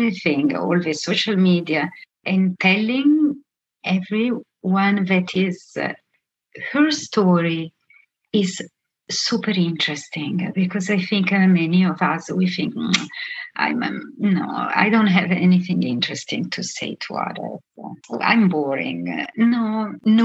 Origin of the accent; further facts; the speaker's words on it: Milan, Lombardy, Italy; moved away as an adult; also born or lived in Venezuela; I come from Milan